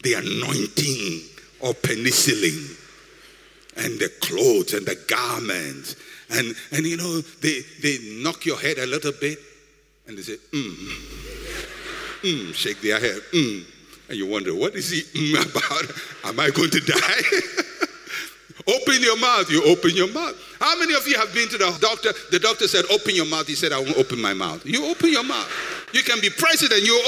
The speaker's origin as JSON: {"language": "English", "country": "Ghana", "said": "I'm a Ghanaian"}